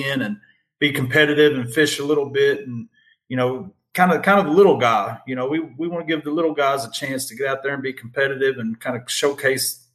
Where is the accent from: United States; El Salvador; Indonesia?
United States; Lexington, Kentucky; moved away as an adult; now in Madisonville, United States; We're originally from Central Kentucky, Lexington